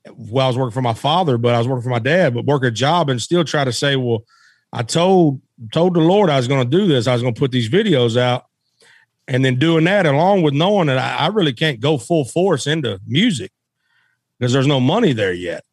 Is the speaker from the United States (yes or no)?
yes; West Memphis, Arkansas, United States; I was born in Memphis, Tennessee, and I was raised in Arkansas across the bridge